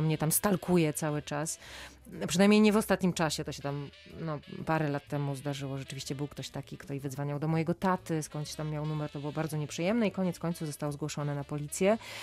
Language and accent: Polish; Silesian Voivodeship, Poland; now in Warsaw, Poland; ja absolutnie nie jestem warszawianką, jestem ślązaczką, mhm. E, ale z, z, z, górnego Śląska, trochę bardziej na wschód.